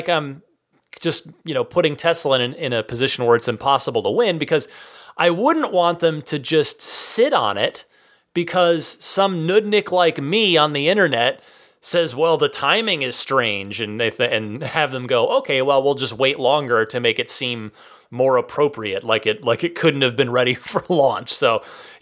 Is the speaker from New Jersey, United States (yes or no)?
yes; New Jersey, United States; my home state of New Jersey